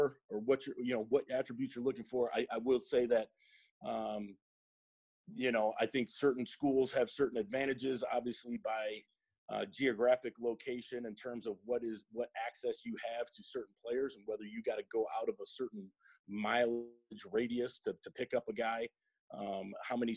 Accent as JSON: {"language": "English", "town": "Chicago", "region": "Illinois", "country": "United States", "tie": "born or raised there", "moved": "yes", "said": "I grew up in the Chicagoland area."}